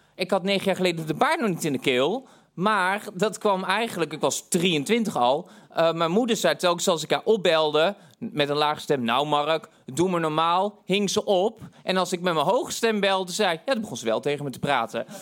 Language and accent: Dutch; Tilburg, North Brabant, Netherlands; ik kwam uit Tilburg